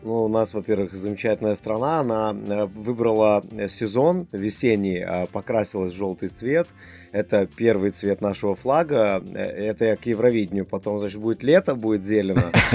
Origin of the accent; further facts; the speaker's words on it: Lithuania; Да, я родился в Литве, э, я из поколения литваков, это литовские евреи